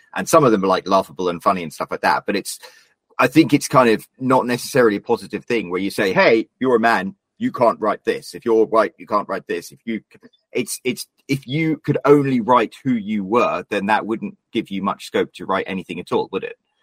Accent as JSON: {"language": "English", "country": "United Kingdom", "said": "as a Brit"}